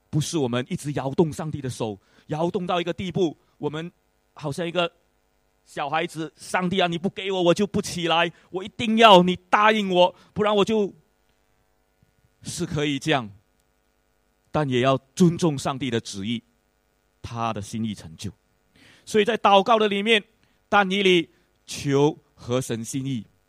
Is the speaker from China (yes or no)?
no; Malaysia; now in Singapore; 我出身马来西亚，我感谢主能够来到这个地方接受教育